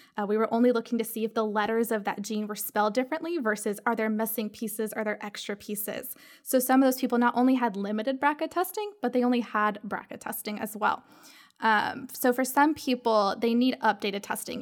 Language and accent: English; Georgia, United States; also born or lived in Knoxville, Tennessee; now in Charleston, United States; I'm from Georgia